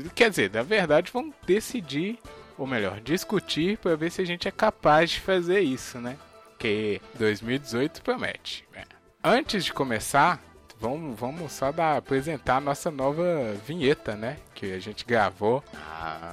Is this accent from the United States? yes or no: no; Brazil; somos brasileiros